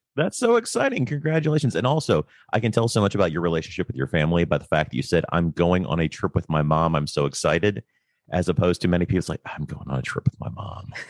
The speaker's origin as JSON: {"language": "English", "country": "United States", "said": "as an American"}